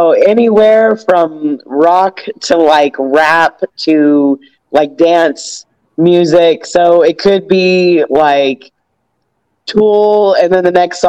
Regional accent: Tennessee, United States; also born or lived in Georgia; Okay, so growing up in Tennessee and Georgia, I'm actually a Titans fan.

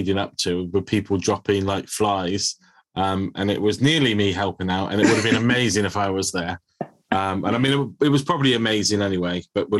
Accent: Bridgwater, South West England, United Kingdom; Anthony came to Bridgewater, to my hometown

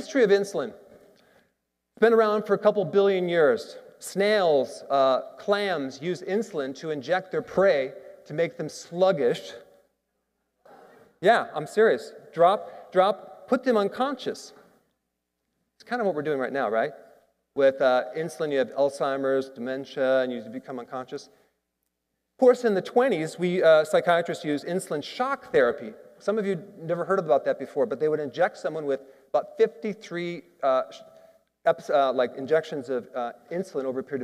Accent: Wisconsin, United States; Growing up in Wisconsin in the Midwest

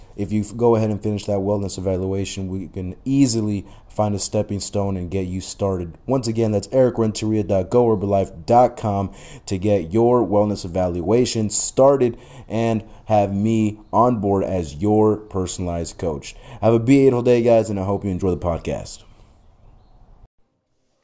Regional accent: Mexico; as a Mexican

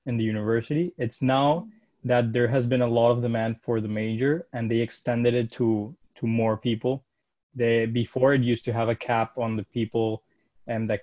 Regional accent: Caracas, Capital District, Venezuela; moved away as an adult; I was born in Caracas, Venezuela, and I lived there my whole life

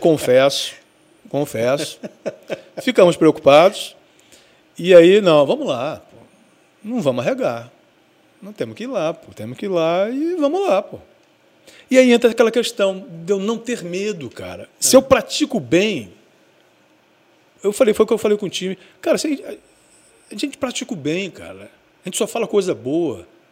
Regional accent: Rio de Janeiro, Brazil; now in Espírito Santo, Brazil; Eu morava, eu sou carioca, e eu morava num lugar muito de difícil acesso

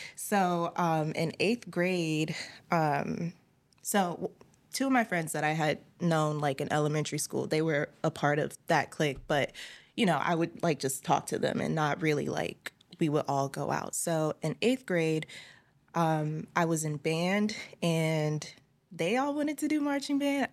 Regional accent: Richmond, Virginia, United States; my hometown is Richmond, Virginia.

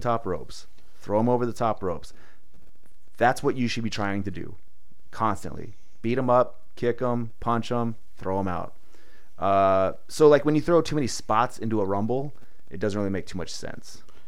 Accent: San Diego, California, United States; I grew up not knowing not knowing seasons because I'm from San Diego

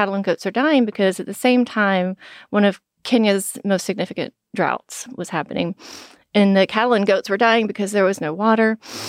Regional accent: Texas, United States; I grew up in East Texas, so I know what an oil rig looks like

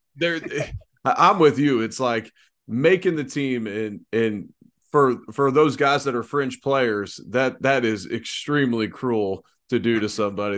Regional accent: Cincinnati, Ohio, United States; growing up in Cincinnati

